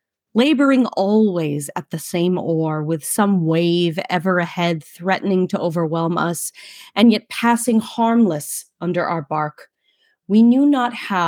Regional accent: New York City, New York, United States; accent: Brooklynese; in my native tongue of Brooklynese

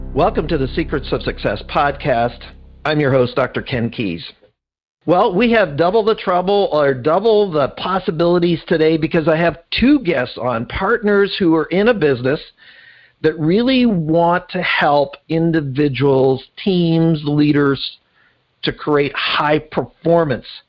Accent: Canada; now being a Canadian

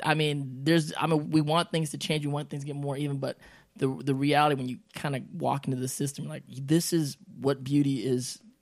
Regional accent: United States; we grew up in America

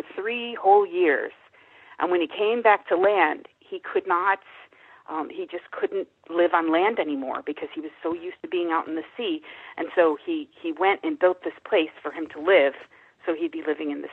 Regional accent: Midwest, United States; I'm from the Midwest

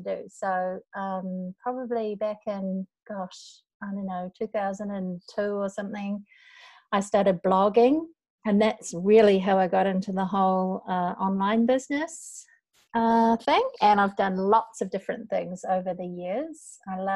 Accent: North Island, New Zealand; moved away as an adult; now in Osaka, Japan; we are both from New Zealand, although I'm from the North Island. I live in Japan

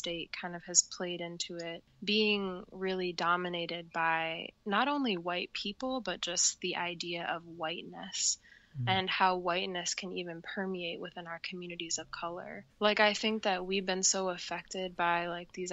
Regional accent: Ann Arbor, Michigan, United States; I was born in Ann Arbor, Michigan

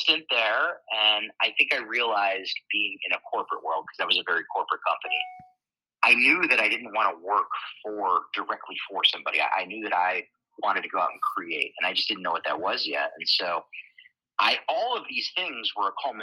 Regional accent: Schenectady, New York, United States; I am born and raised in Schenectady, New York. That's where I grew up.

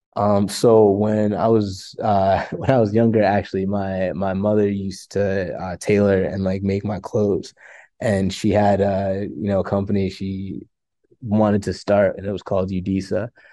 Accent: Farmington, Connecticut, United States; also born or lived in Pennsylvania; I'm from, um, Farmington, Connecticut originally. Um, born and raised in Connecticut

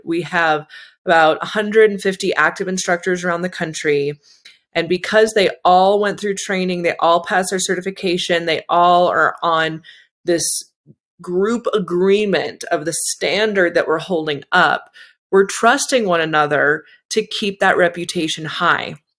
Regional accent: Bay Area, California, United States; moved away; I'm from the Bay Area

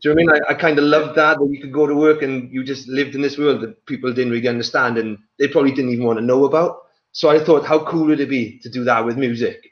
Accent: the valleys in Wales, United Kingdom; also born or lived in Johannesburg, South Africa / England; I was born in Johannesburg in South Africa, uh, and then I moved to Wales when I was three or four

